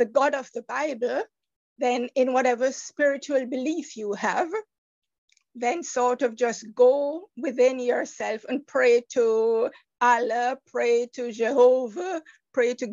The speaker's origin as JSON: {"language": "English", "country": "Jamaica", "moved": "yes", "said": "I'm from the Caribbean island of Jamaica."}